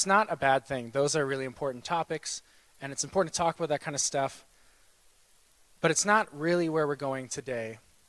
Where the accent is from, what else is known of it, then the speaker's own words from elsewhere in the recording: Winnipeg, Manitoba, Canada; moved away as an adult; now in Saskatoon, Canada; I'm from Winnipeg. I was born here, raised there.